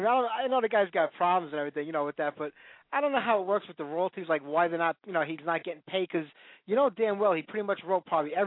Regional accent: New York City, New York, United States; I'm old school. I'm from Brooklyn.

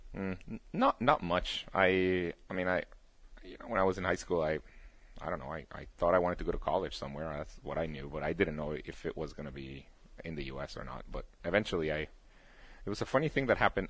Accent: Guatemala; moved away; at the place in Guatemala, I was the only kid with a computer.

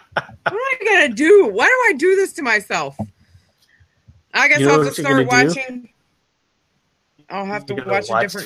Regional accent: United States; we're American.

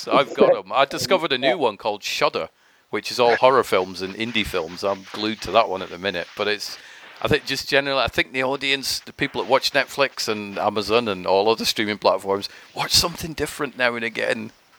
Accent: Scotland, United Kingdom; accent: mixture of Scottish and English; now in Manchester, United Kingdom; Well, I'm from Scotland originally. That's why my accent is a bit weird. So it's like a mixture of Scottish and English, my thing. So, but yeah, I'm from Scotland, live near Manchester now.

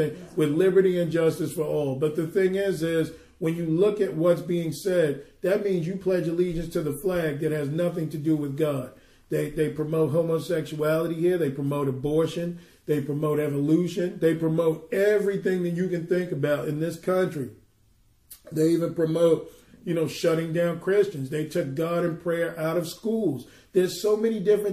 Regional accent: New York, United States; being a New Yorker

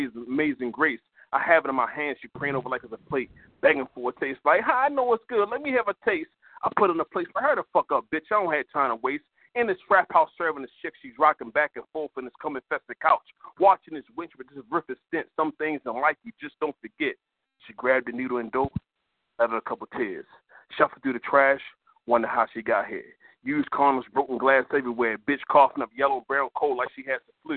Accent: Baltimore, Maryland, United States; now in Georgia, United States; from Georgia, but I'm originally from Baltimore.

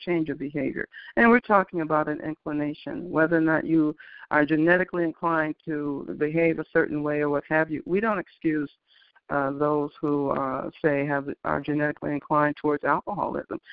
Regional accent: Detroit, Michigan, United States; also born or lived in Greensboro, North Carolina; I was born in Greensboro, North Carolina, but basically I was raised in Detroit

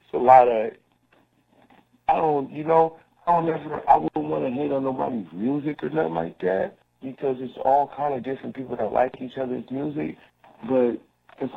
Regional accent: Seattle, Washington, United States; I'm from Seattle, Washington

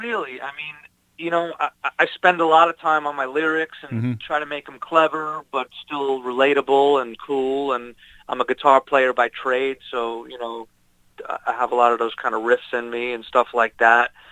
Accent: Long Island, New York, United States; moved away as an adult; now in California, United States; I'm from New York. I grew up in Long Island, New York

